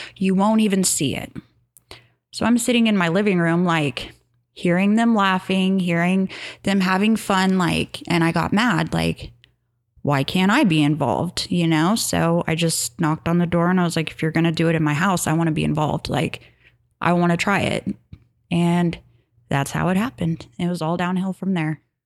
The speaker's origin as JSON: {"language": "English", "region": "Kansas", "country": "United States", "tie": "born or raised there", "also_born_or_lived": "Hutchinson, Kansas", "said": "I grew up in Tehran, Kansas"}